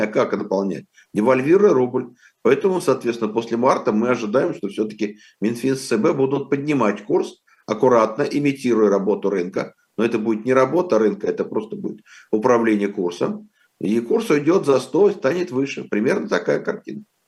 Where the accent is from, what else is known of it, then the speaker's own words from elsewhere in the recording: Moscow, Russia; я вырос в 50-х годах в Москве